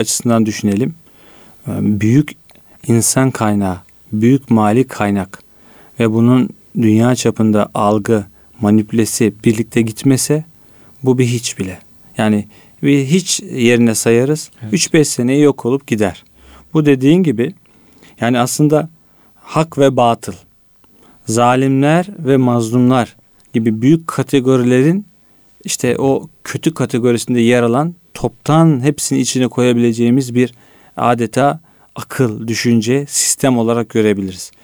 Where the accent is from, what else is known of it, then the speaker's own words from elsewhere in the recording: Istanbul, Turkey; Esenler'de büyüdüm. Varoş bir yerde Esenler ben büyürken 90'larda